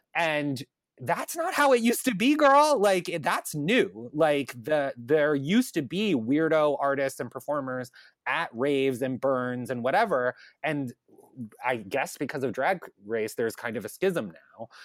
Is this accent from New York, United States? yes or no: yes; Long Island, New York, United States; I grew up on Long Island, um, and I grew up in the town that's, like, closest to the city